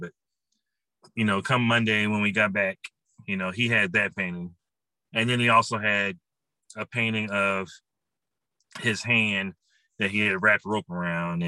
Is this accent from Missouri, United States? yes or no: yes; St. Louis, Missouri, United States; also born or lived in Grambling, Louisiana; I'm from the St. Louis area